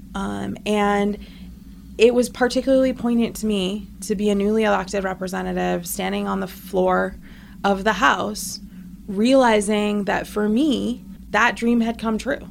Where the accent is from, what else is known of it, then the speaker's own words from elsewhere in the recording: Eastern Washington, United States; also born or lived in 30th Legislative District, Washington; I grew up in Eastern Washington, uh, moved here to do some work for Senator Patty Murray